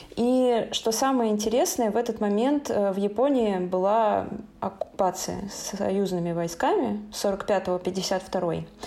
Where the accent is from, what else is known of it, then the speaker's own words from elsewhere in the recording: Saint Petersburg, Russia; я из Санкт-Петербурга